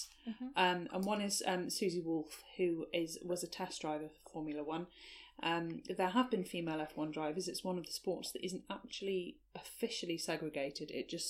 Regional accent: the South Coast, South East England, United Kingdom; I grew up on the South Coast, where sailing was quite a big thing.

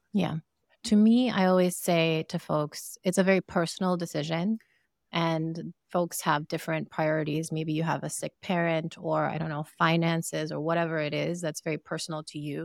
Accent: Sierra Leone; moved away; I am from Sierra Leone

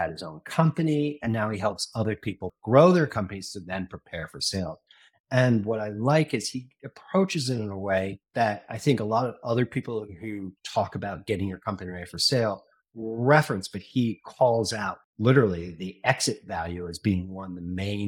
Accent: New York, United States; As a New Yorker, I kind of was raised on the whole idea that Boston should just be kicked off the thing

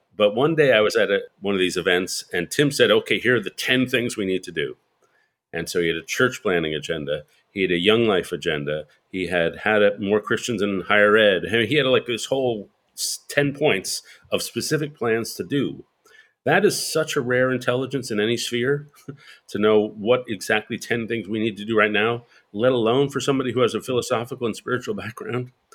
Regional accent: New York City, New York, United States; I'm a New Yorker. I grew up in Greenwich Village in New York, and spent my, most of my life in New York

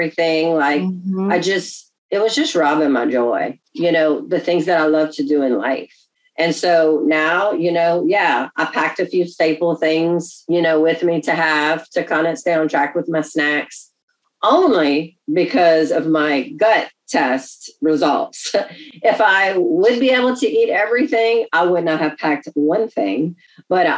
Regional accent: Louisiana, United States; We're from Louisiana

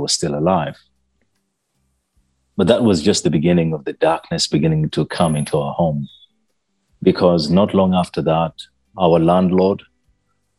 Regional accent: Naguru, Uganda; I come from Uganda, a little country in East Africa. I grew up in a small village called Naguru, but I wasn't born in Naguru

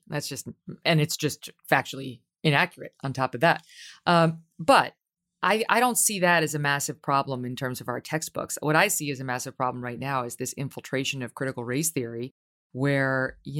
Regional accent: Ireland; Because I would say as an Irish woman, I don't...

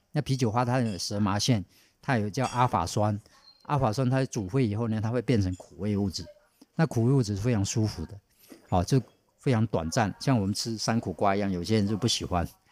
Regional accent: Taiwan; 我们台湾人

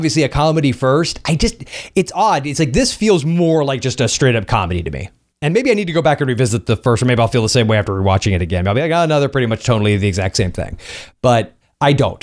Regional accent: Florida, United States; the capital of my home state

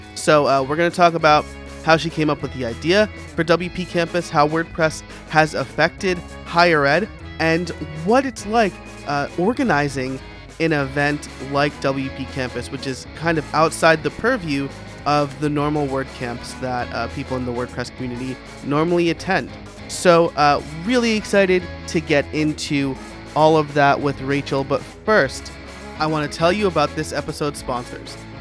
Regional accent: New York, United States; I'm a New Yorker

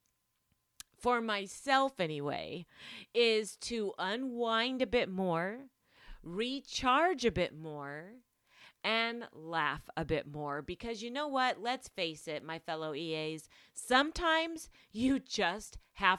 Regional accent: Las Vegas, Nevada, United States; I'm from Vegas

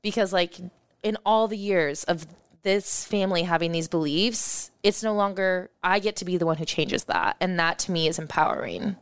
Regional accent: Omaha, Nebraska, United States; I grew up in West Omaha

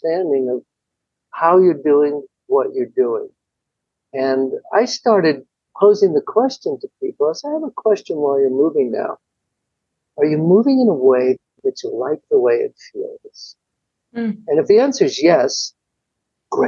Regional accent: New York, United States; moved away; I'm from New York originally and I was living there

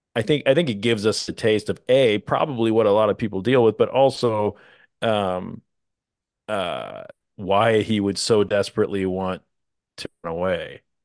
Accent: Midwest, United States; accent: Midwestern; I come from the Midwest

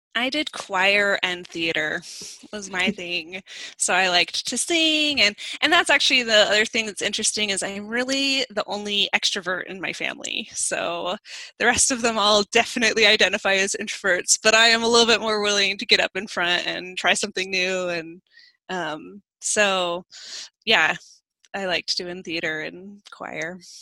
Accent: D.C., Virginia, United States; I grew up in Virginia, outside Washington, D.C.

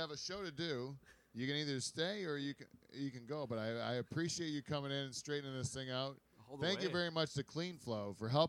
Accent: Pine Grove, United States; I grew up in Pine Grove.

